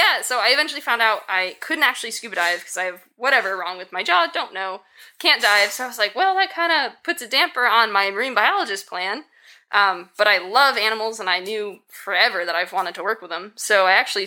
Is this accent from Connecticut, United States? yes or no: yes; Connecticut, United States; moved away as an adult; also born or lived in Maine / Kansas; I'm originally from Connecticut